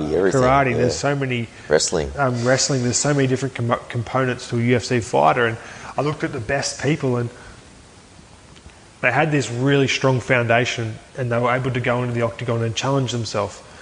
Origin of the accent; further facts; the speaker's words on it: Aberdeen, Scotland, United Kingdom; it's very close to my hometown, Aberdeen.